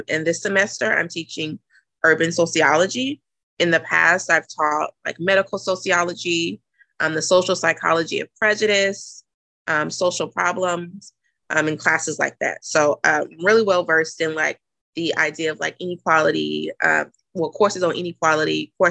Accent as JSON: {"language": "English", "town": "Jackson", "region": "Mississippi", "country": "United States", "also_born_or_lived": "Nashville, Tennessee", "moved": "as an adult", "lives_now": "Boston, United States", "said": "I'm originally from Jackson, Mississippi, but I finished grad school at Vanderbilt. So prior to coming to Boston, I was in Nashville, Tennessee for 6 years"}